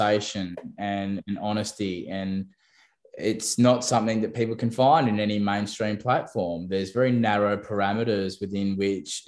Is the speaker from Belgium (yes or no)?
no; New South Wales Central Coast, Australia; first language English; growing up on the New South Wales Central Coast